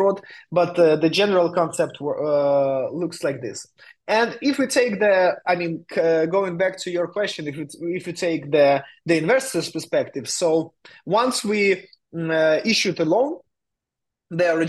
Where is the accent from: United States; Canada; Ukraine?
Ukraine; moved away as an adult; also born or lived in Vietnam; now in Barcelona, Spain; I'm from Ukraine. Now I'm based in Spain, in Barcelona